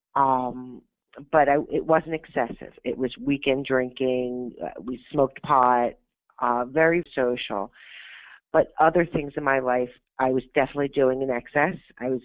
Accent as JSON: {"language": "English", "region": "Pennsylvania", "country": "United States", "tie": "born or raised there", "also_born_or_lived": "Florida", "said": "when I was about a year old, my mother divorced my biological father to move to Pennsylvania to be with her parents"}